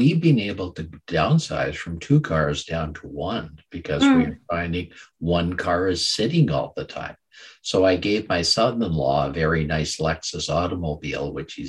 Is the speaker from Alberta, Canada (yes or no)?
yes; Calgary, Alberta, Canada; I was born in Calgary, Alberta, the home of country and Western music.